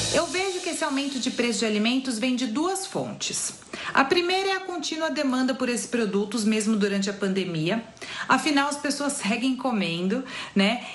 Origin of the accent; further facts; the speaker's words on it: Brazil; nós, brasileiros